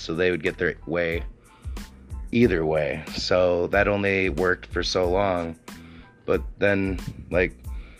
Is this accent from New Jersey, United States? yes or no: no; Sauk City, Wisconsin, United States; I was born in Sauk City, Wisconsin, with a mother and father, and I had a brother and sister growing up